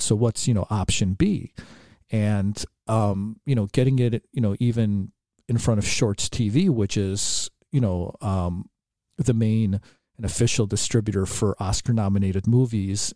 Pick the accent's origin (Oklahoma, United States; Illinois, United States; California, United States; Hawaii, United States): Illinois, United States; Chicago; growing up in Chicago